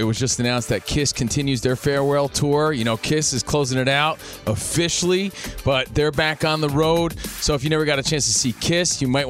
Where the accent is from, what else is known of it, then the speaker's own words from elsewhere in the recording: East Coast, United States; We're from the East Coast.